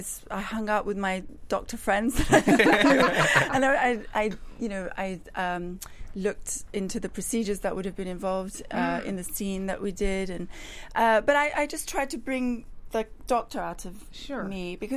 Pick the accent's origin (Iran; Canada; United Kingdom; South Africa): Iran; Especially given that I'm from Iran, and usually people from my background tend to be given specific roles.